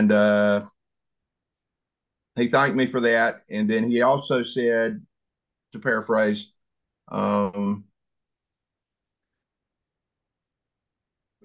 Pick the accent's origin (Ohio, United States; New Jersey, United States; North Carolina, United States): North Carolina, United States; Haywood County, Western; I grew up in the mountains of Western North Carolina in Haywood County, which is west of Asheville.